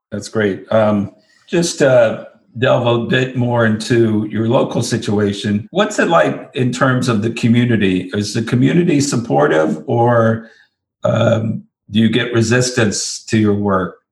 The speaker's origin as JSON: {"language": "English", "region": "the South", "country": "United States", "said": "I'm actually from the South myself"}